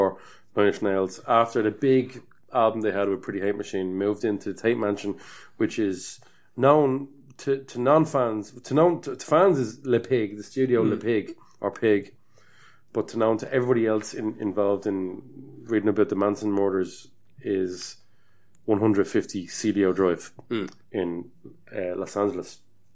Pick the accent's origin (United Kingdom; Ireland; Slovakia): Ireland